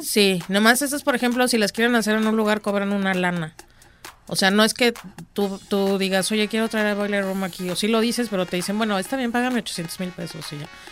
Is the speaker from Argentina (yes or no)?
no; Mexico City, Mexico; moved away; Yo soy de Ciudad de México. Soy de Ciudad de México. Yo ya tengo muchos años viviendo acá